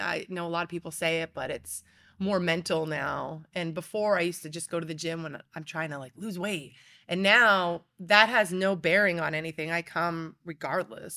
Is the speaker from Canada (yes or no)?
no; Pennsylvania, United States; moved away; I was born and raised in Pennsylvania